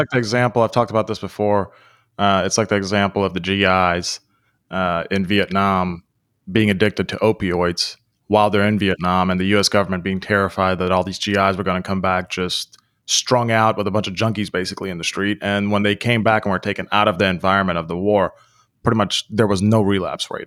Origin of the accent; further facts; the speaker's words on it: United States; also born or lived in Europe; growing up in the United States